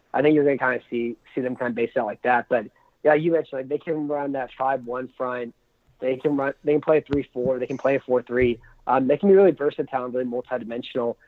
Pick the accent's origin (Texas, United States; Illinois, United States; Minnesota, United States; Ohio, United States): Texas, United States; San Antonio; I'm from uh, San Antonio